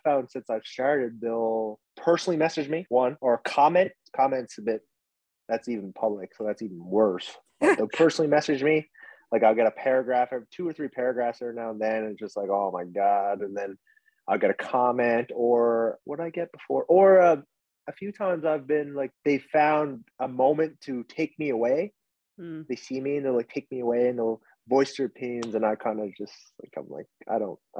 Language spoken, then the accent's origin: English; Corner Brook, Newfoundland and Labrador, Canada; also born or lived in Vietnam; I was from Newfoundland